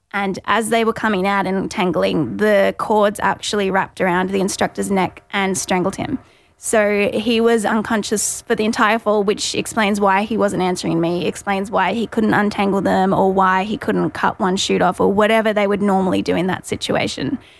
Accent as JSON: {"language": "English", "town": "Gold Coast", "region": "Queensland", "country": "Australia", "said": "I'm from the Goldie, twenty-seven years old"}